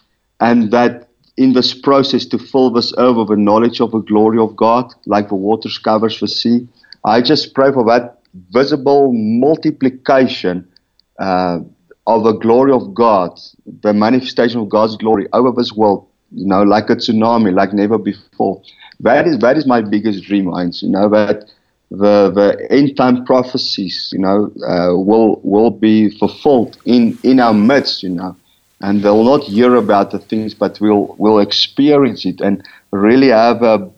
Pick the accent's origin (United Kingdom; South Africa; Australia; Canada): South Africa; Rustenburg, North West; from Rustenburg.